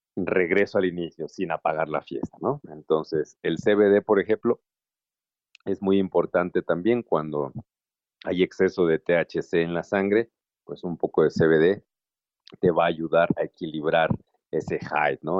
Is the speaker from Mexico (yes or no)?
yes; Mexico; nuestra cultura como mexicanos